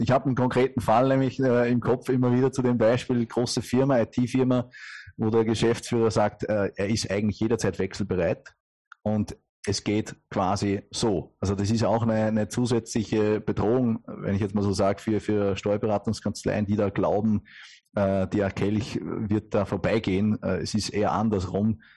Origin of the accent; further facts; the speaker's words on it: Upper Austria, Austria; man kennt es wirklich an der Stimme, äh, kein gebürtiger Deutscher, sondern äh, aus Oberösterreich